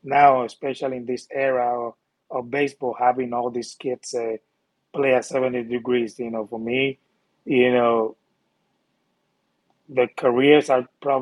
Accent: Puerto Rico; moved away; That's where I'm from. I come from Puerto Rico

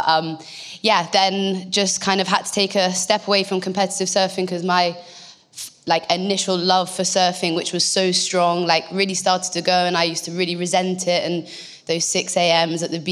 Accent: North Devon, South West England, United Kingdom; also born or lived in Bristol; I'm from North Devon. I was actually born in Bristol, and then my parents, we moved to North Devon when I was about six.

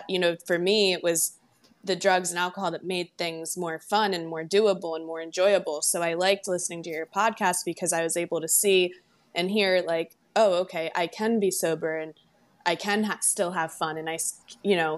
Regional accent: Baltimore, Maryland, United States; now in Naples, United States; I am from Baltimore, Maryland, and I live in Naples, Florida

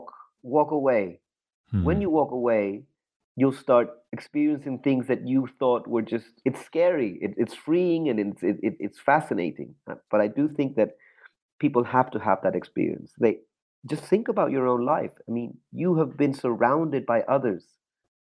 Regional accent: Chile; growing up in Chile, and the dictatorship was just so vicious

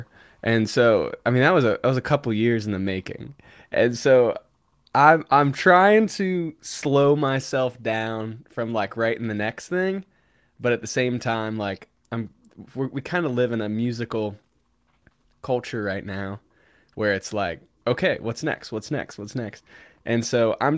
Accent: Cincinnati, Ohio, United States; moved away; Cincinnati, my hometown

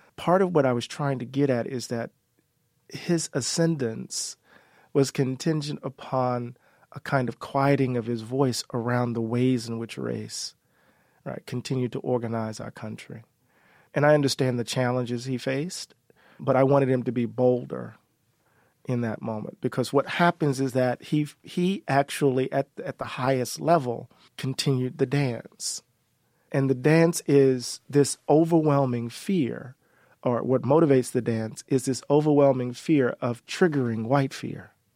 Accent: Mississippi, United States; we're from Mississippi

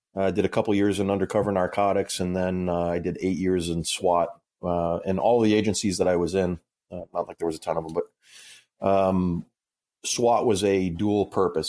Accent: Massachusetts, United States; moved away as an adult; now in Illinois, United States; I grew up in Massachusetts, actually, so I'm, I'm a masshole. I live in Illinois now

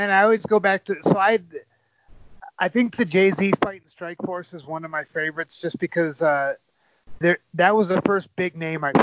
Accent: Ann Arbor, Michigan, United States; would take a lot of pride in that in the fact that I'm from Ann Arbor, you know.

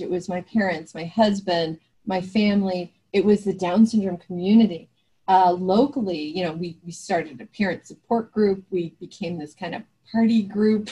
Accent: New Jersey, United States; where I grew up in New Jersey

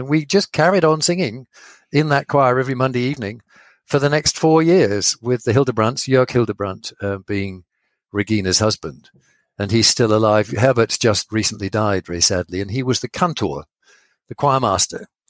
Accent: Sheringham, East of England, United Kingdom; moved away as an adult; I moved back to my hometown in Sheringham.

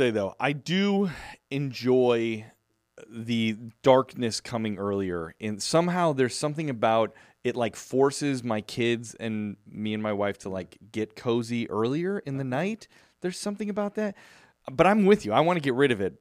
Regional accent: Chicago, Illinois, United States; now in Southern California, United States; growing up in Chicago

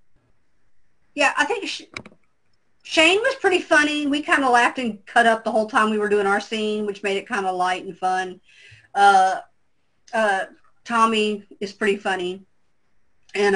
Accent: the South, United States; I'm from the South

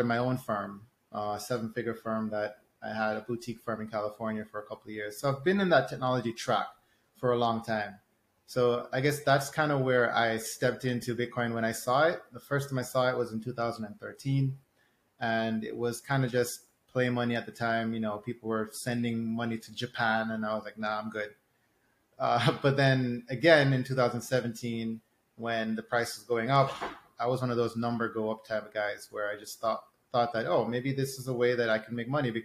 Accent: Jamaica; I'm from Jamaica

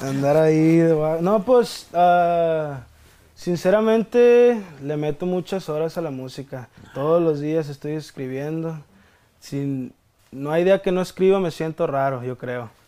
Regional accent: Mexico; como todo mexicano

